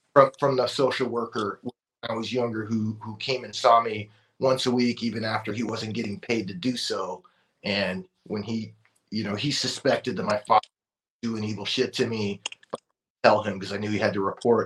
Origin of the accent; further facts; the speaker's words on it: Oxnard, California, United States; I grew up in in Oxnard, California in the 90s